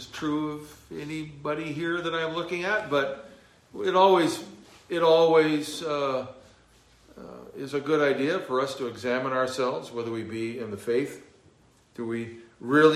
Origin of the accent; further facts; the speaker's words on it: Southern California, United States; moved away; growing up in Southern California